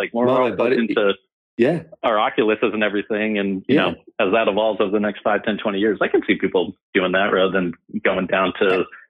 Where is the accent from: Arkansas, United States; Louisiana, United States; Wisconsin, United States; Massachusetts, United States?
Massachusetts, United States; Andover; now in Boston, United States; We're also probably lake people as well, as a lot of northern Boston people are. But yeah, I grew up in Andover.